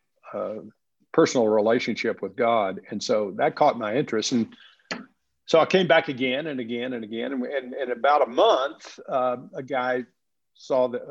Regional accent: West Texas, United States; moved away; also born or lived in Southern California; So I was born and raised in West Texas

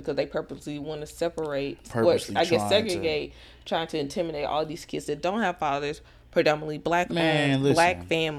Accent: Mesquite, Texas, United States; I'm coming from Mesquite.

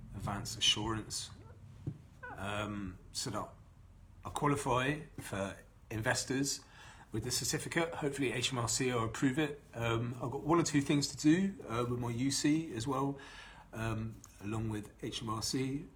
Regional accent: Bath, South West England, United Kingdom; here in my hometown, this is where I was born and raised in Bath. I've been here all my life.

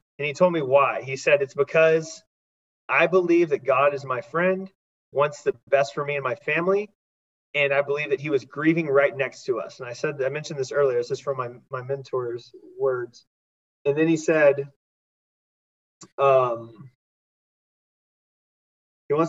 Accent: Texas, United States; now in Dallas, United States; I grew up Christian in Texas

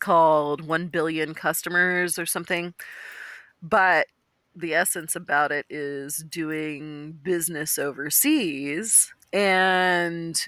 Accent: Austin, Texas, United States; moved away; it was my hometown

